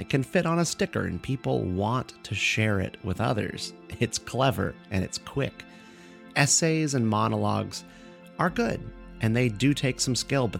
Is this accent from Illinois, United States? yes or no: no; Durham, North Carolina, United States; moved away; I was just in Durham, North Carolina for North Carolina Comic-Con. That's my hometown.